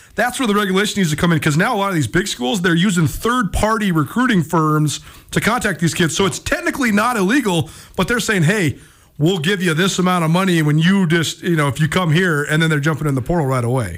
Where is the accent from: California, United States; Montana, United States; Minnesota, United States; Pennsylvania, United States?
Montana, United States; Missoula; This is my hometown